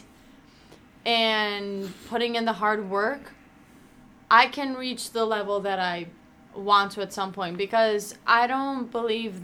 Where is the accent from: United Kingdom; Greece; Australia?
Greece; Athens, Attica; moved away as an adult; now in United States; growing up in Greece, in Athens, and then moving here, so like leaving my family and moving here by myself